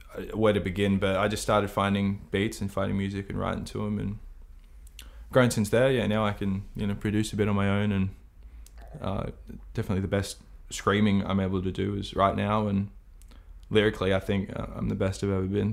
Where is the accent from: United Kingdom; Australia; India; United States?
Australia; All Australians